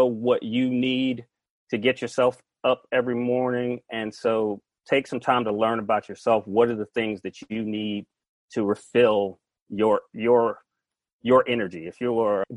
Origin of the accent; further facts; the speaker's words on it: Atlanta, Georgia, United States; moved away as an adult; now in California, United States; I am from Atlanta, Georgia